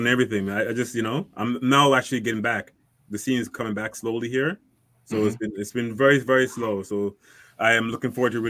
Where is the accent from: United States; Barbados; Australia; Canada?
Barbados; I'm from Barbados, man.